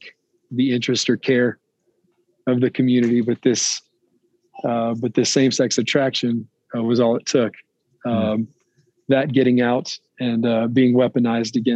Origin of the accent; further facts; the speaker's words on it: Rayville, Louisiana, United States; now in Loveland, United States; I live in Loveland, Colorado now, but I'm originally from Northeast Louisiana, a little town called Rayville